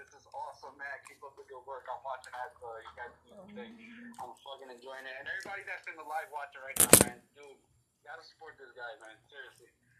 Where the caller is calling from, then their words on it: Connecticut, United States; No, I'm actually calling from Connecticut.